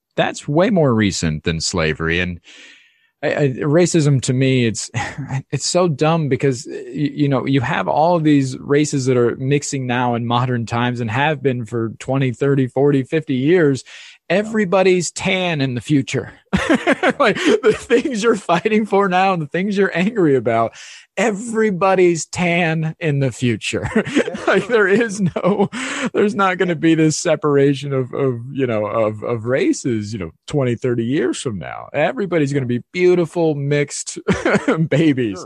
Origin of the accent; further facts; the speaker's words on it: Ohio, United States; moved away; I grew up in Ohio in the Midwest